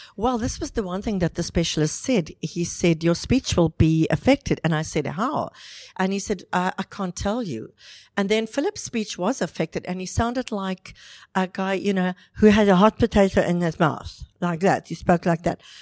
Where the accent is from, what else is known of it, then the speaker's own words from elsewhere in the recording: South Africa; moved away as an adult; now in Dubai, United Arab Emirates; I'm South African. I've been in Dubai now for 11 years